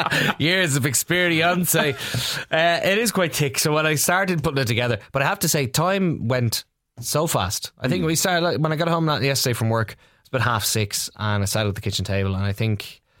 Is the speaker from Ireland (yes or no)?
yes; Dublin, Leinster, Ireland; I'm from Ballymun.